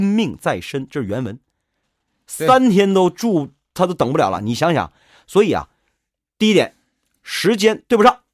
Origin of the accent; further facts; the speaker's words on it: Shenyang, Liaoning, China; 我是沈阳人